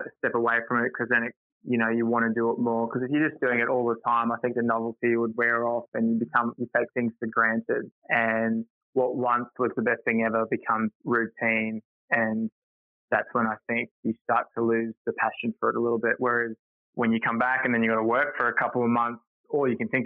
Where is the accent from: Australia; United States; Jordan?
Australia; Townsville, Queensland; moved away; also born or lived in Brisbane; I grew up in Townsville